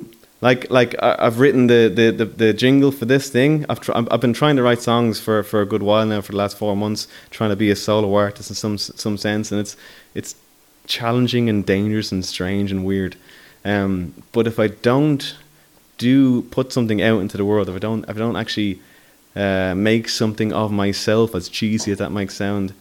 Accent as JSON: {"language": "English", "town": "Dublin", "region": "Leinster", "country": "Ireland", "said": "I come from Talla."}